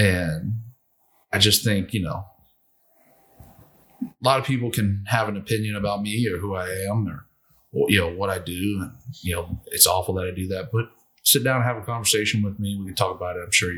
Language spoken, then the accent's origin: English; the South, United States; Growing up in the South, you know, we just, you know, there were certain ways we cooked wild game, and that's how it was done.